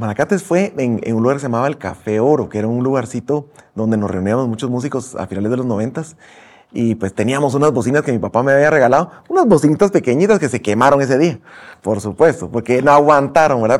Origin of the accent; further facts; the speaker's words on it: Guatemala; como guatemaltecos